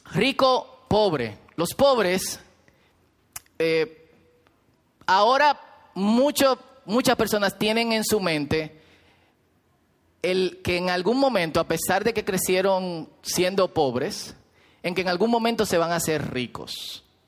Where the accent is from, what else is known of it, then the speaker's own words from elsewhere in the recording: Herrera, Distrito Nacional, Dominican Republic; yo soy muy pobre de Herrera